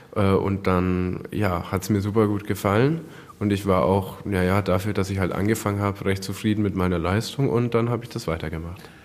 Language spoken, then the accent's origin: German; Hersbruck, Bavaria, Germany; ich komme aus Nürnberg, ähm, beziehungsweise Hersbruck bei Nürnberg